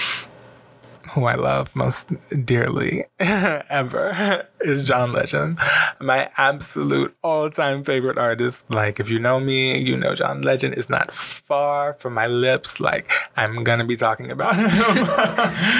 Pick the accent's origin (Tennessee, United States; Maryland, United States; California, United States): Maryland, United States; Prince George's County; moved away as an adult; now in Los Angeles, United States; I'm from Prince George's County, Maryland